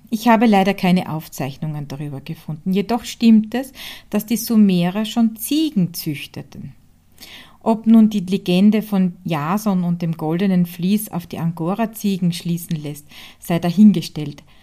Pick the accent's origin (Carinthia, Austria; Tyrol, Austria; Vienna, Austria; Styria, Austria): Styria, Austria; Hartberg; von Die Handwerkstätte aus meiner Heimat in Hartberg Graz in der Grünen Steiermark.